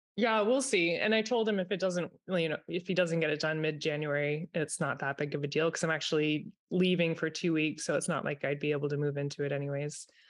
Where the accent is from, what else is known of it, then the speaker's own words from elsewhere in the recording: Vermont, United States; I'm in Vermont. I am from Vermont.